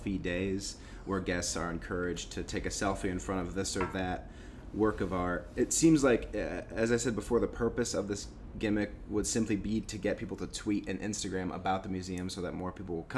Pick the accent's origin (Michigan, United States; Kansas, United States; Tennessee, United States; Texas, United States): Michigan, United States; I'm from Michigan